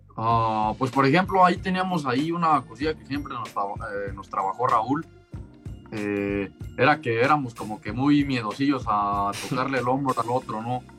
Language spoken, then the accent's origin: Spanish; Mexico